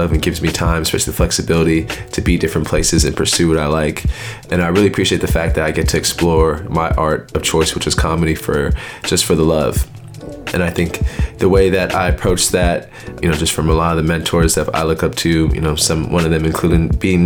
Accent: the Bay Area, California, United States; moved away as an adult; now in Brooklyn, United States; I'm from the Bay Area, living in Brooklyn. I am an Eritrean American

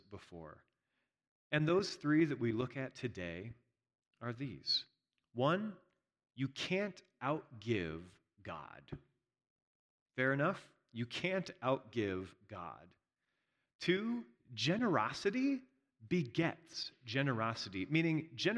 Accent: Indiana, United States; moved away; I'm from Indiana

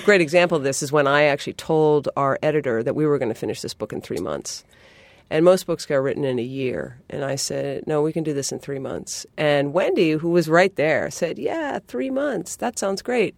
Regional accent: New England, United States; I'm from New England

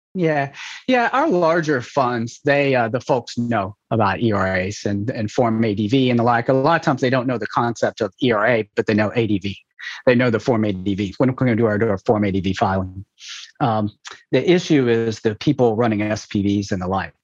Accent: Memphis, Tennessee, United States; moved away; also born or lived in Nashville; I was born in Nashville and grew up in Memphis

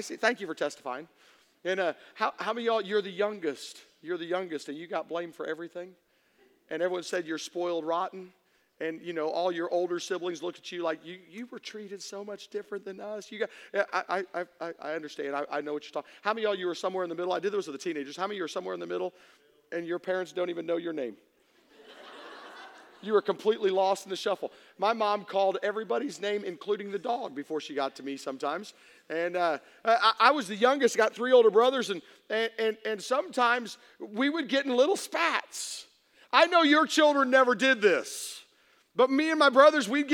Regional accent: Tennessee, United States; I'm from Tennessee.

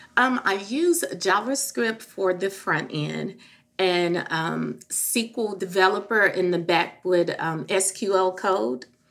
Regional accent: Memphis, Tennessee, United States; moved away; I am originally from Memphis

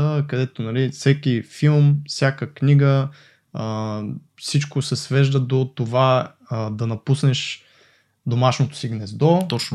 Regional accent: Botevgrad, Sofia Province, Bulgaria; Аз понеже съм от Ботеврат

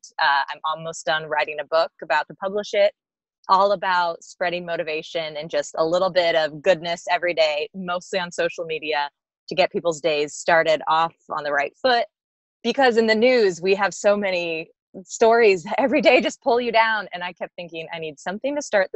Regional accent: Midwest, United States; I'm from the Midwest

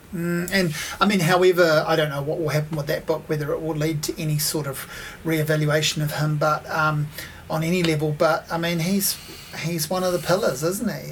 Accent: Hawke's Bay, New Zealand; I grew up in Hawke's Bay

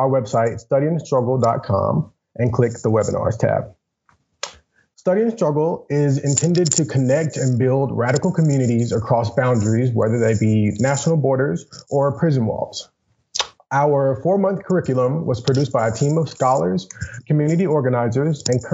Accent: Grenada, Mississippi, United States; I am originally from Grenada, Mississippi.

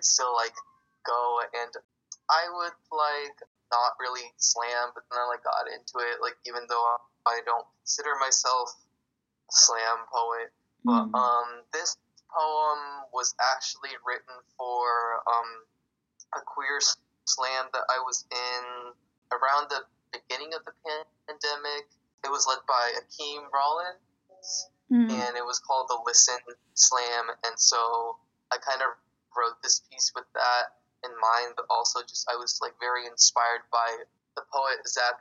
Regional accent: San Jose, California, United States; I was born and raised in San Jose, here in California

